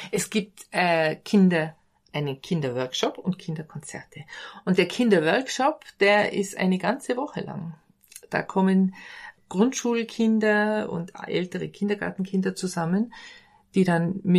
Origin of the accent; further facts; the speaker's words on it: Bad Kohlgrub, Bavaria, Germany; Für mich ist das hier der ideale Ort. Ich bin hier im Dorf aufgewachsen. Ich liebe die Atmosphäre und die schöne Landschaft hier